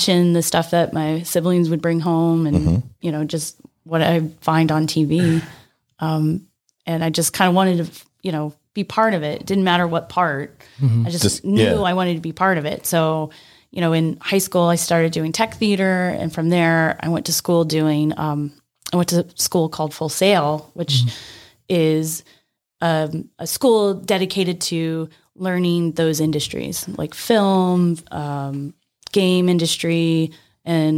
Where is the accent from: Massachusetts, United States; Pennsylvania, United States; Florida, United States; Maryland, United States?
Maryland, United States; Rockville; I grew up in Rockville, Maryland, which is outside of DC